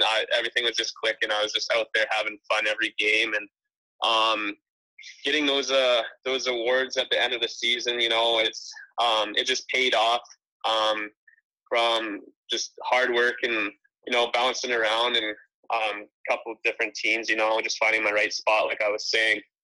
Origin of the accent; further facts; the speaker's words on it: Penticton, British Columbia, Canada; Penticton, you know, that's where I um, I've moved and lived since I was 13, so I kind of call it my home base there